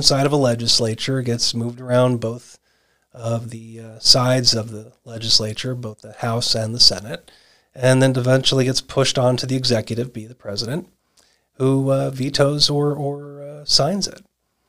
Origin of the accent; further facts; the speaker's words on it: Arizona, United States; And in these lucky 24 states, of which my home state of Arizona is one